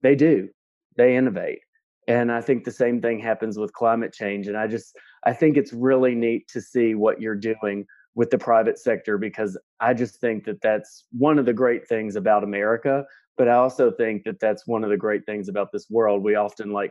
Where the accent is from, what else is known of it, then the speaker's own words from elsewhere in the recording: Southwestern Kentucky, United States; now in Washington, D.C., United States; I'm from Southwestern Kentucky